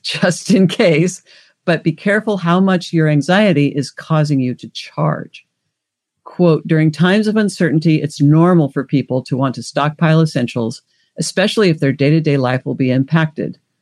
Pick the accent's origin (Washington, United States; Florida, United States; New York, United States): Washington, United States; also born or lived in Alaska; now in Los Angeles, United States; I grew up in Washington State, lived in Alaska. I'm now in California